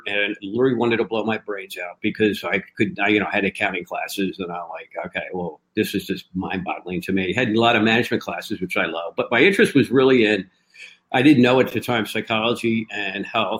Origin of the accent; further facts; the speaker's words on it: Philadelphia, Pennsylvania, United States; born and raised in Philadelphia